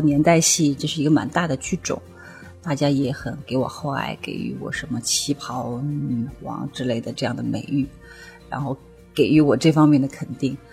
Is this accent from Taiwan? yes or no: no; the South, southern China, China; now in Beijing, China; 因为我是南方人